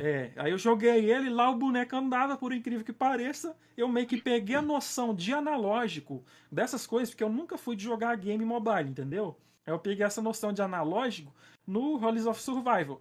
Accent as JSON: {"language": "Portuguese", "town": "Patos de Minas", "region": "Minas Gerais", "country": "Brazil", "said": "eu sou de Minas, né? Minas Gerais, Olha a aí. cidade é Patos de Minas. Nem dá para perceber que eu sou mineiro"}